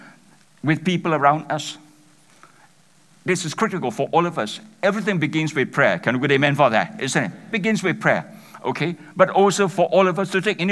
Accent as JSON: {"language": "English", "country": "Malaysia", "said": "I'm from Malaysia"}